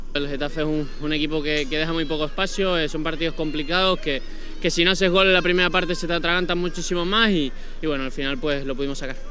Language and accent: Spanish; Colombia; nuestro país, en Colombia